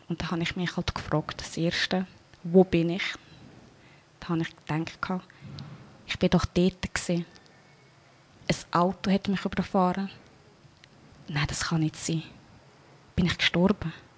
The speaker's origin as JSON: {"language": "German", "town": "Wolhusen", "region": "Lucerne", "country": "Switzerland", "tie": "born or raised there", "said": "geboren in der Schweiz, in Walhausen."}